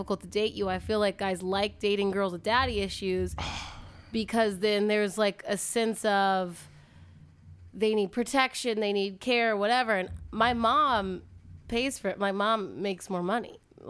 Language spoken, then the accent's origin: English; the South, United States; accent: Southern; I used to have a Southern accent. I just lost it.